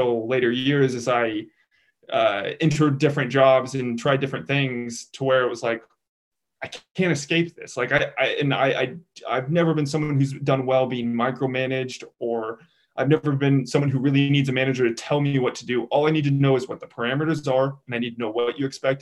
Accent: Kansas City, Missouri, United States; I grew up in Kansas City, Missouri

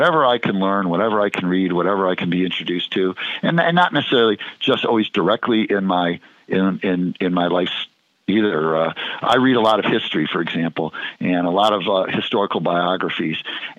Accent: Cleveland, Ohio, United States; moved away; also born or lived in Chicago, Illinois; I grew up in Cleveland, but I always had pretty close ties to Chicago

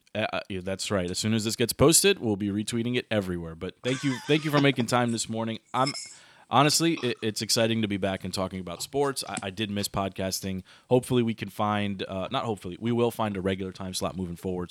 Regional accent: Washington, District of Columbia, United States; the Wizards, my hometown team, a team that I've been a fan of for a long, long time

